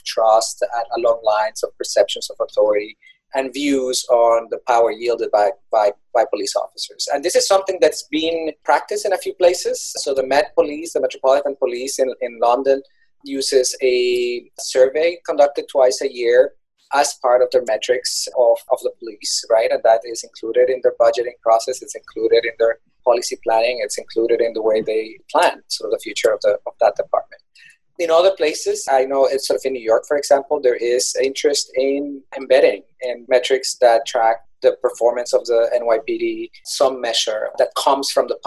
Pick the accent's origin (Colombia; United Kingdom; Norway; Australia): Colombia; moved away; I'm originally from Colombia